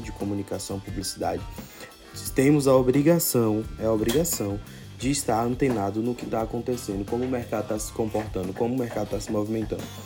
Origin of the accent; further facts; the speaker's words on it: Morro do Chapéu, Bahia, Brazil; also born or lived in Salvador; eu sou da Bahia, mas nascido especificamente em, em Morro do Chapéu, né, na Chapada Diamantina.